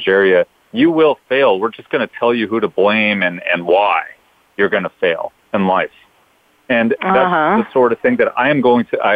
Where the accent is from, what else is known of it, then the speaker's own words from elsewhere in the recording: Los Angeles, California, United States; moved away as an adult; me and my two older sisters were born and raised in Los Angeles